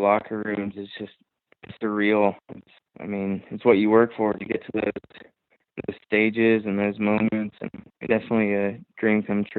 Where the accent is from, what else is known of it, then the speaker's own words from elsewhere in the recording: Ohio, United States; also born or lived in Miami, Florida; I was born in Miami, moved to Ohio